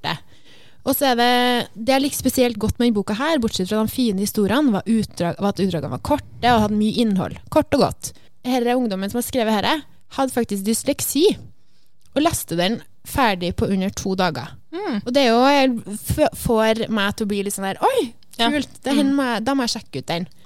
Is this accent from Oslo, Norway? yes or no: no; Trøndelag, Norway; Jeg føler at Det bare, det er kanskje fordi jeg er trønder, da.